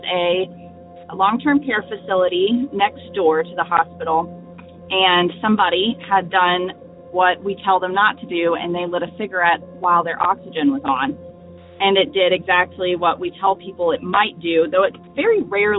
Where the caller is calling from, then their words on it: Northwest North Carolina, United States; This is …. I am calling from Northwest North Carolina.